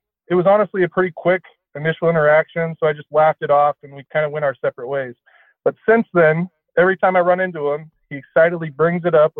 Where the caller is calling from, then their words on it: Seattle, Washington, United States; I'm 35 years old, and I'm calling from Seattle.